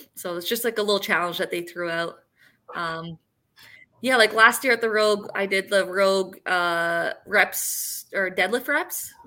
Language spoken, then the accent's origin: English; Sarnia, Ontario, Canada; moved away; when I was in Sarnia in my hometown